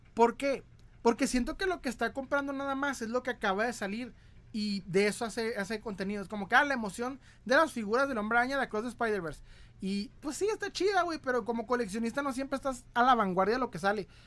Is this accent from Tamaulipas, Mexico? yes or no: no; Ciudad Juárez, Chihuahua, Mexico; Soy de Ciudad Juárez, Chihuahua